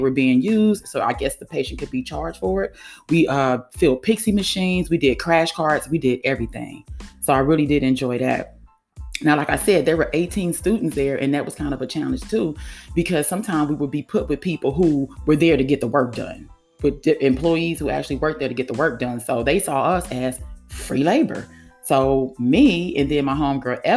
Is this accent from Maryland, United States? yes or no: no; California, United States; also born or lived in Florida; now in Georgia, United States; I'm from California and kind of sort of live in Georgia